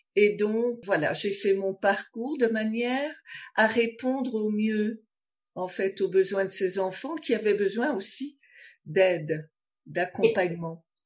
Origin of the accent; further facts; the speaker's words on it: Belgium; j'ai déménagé d'un village, euh, où j'ai grandi, en Belgique